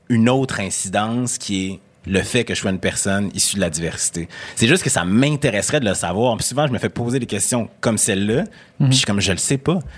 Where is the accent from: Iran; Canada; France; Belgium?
Canada; Quebec City, Quebec; nous, on vient de Québec, toi, du Saguenay, Québec.